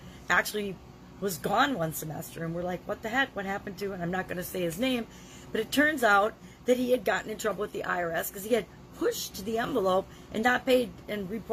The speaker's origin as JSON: {"language": "English", "region": "Midwest", "country": "United States", "also_born_or_lived": "Dallas, Texas", "moved": "yes", "said": "Since I'm from the Midwest, one of the things we say all the time, \"well, come on, you guys, let's go.\""}